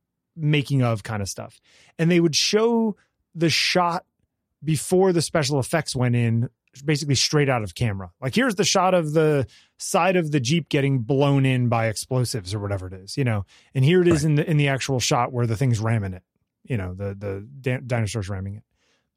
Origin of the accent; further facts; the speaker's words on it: New York, United States; even though I grew up in New York and lots of shows there.